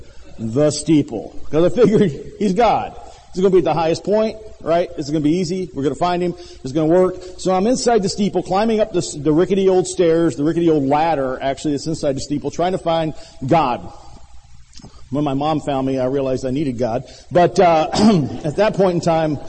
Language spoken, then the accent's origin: English; Millington, Tennessee, United States; moved away; When I was a young man growing up in Millington, Tennessee, a small town not much bigger than Rocky Mount